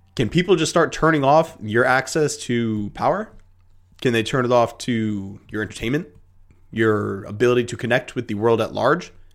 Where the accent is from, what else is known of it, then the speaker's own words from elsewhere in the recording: United States; as an American